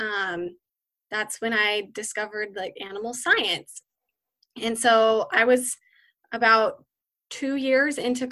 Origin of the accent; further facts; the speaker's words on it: Central Valley, California, United States; I grew up here in the Central Valley in California